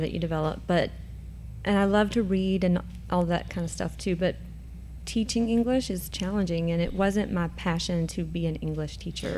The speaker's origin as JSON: {"language": "English", "town": "Cynthiana", "region": "Kentucky", "country": "United States", "moved": "yes", "said": "I am from Cynthiana, Kentucky, originally."}